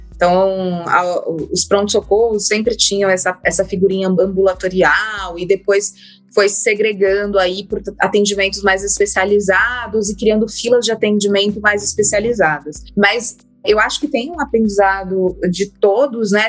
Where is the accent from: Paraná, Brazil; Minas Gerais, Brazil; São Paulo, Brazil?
São Paulo, Brazil; eu vim de, da periferia de São Paulo